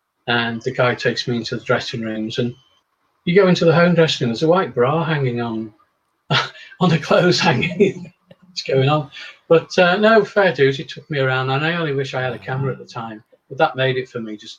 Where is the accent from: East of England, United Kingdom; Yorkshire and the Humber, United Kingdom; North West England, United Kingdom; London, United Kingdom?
North West England, United Kingdom; Chester; No, I'm a Northerner. I was born in Chester, live in Cheshire.